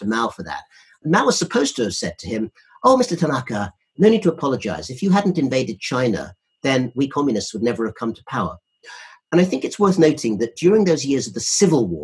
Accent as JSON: {"language": "English", "country": "United Kingdom", "said": "we're both British"}